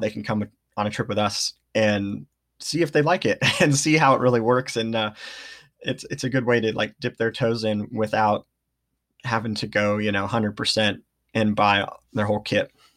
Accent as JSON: {"language": "English", "town": "Redding", "region": "California", "country": "United States", "tie": "born or raised there", "moved": "as an adult", "lives_now": "Ashland, United States", "said": "I grew up in Redding, California"}